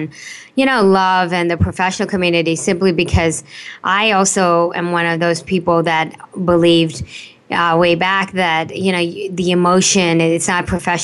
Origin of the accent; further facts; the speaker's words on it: Delhi, India; now in United States; I was born in Delhi. And I was spend most of my younger life in India.